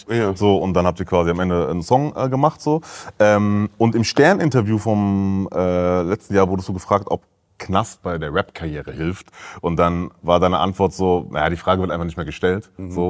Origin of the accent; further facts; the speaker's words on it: Essen, North Rhine-Westphalia, Germany; Ich bin in Essen groß geworden, in Altendorf aufgewachsen, in Borbeck geboren.